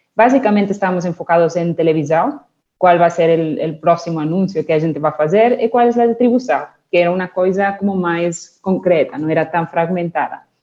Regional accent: Barcelona, Catalonia, Spain; Portuguese is a second language; moved away as an adult; also born or lived in United Kingdom; now in Brazil; Yo comencé mi carrera en España, en Barcelona, son eh, soy nacida en Barcelona

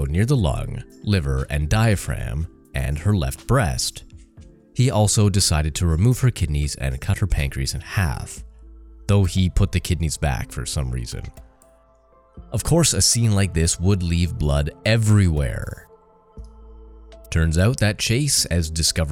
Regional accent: Canada; I'm Canadian

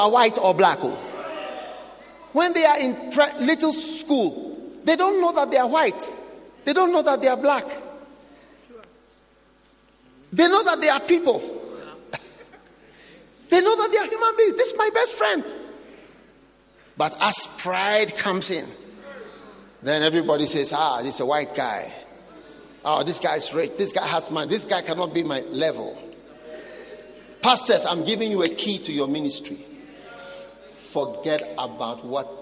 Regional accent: Ghana; me as a Ghanaian

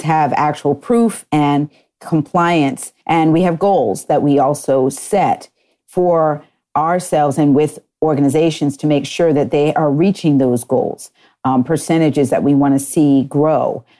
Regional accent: Wellesley, Massachusetts, United States; moved away as an adult; also born or lived in Connecticut; And then I grew up actually and graduated from high school in Wellesley, Massachusetts

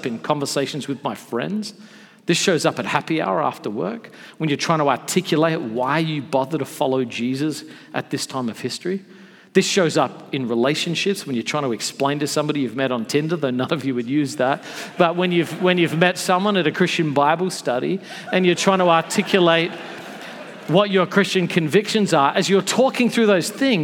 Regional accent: Australia; now in United States; I'm from Australia originally

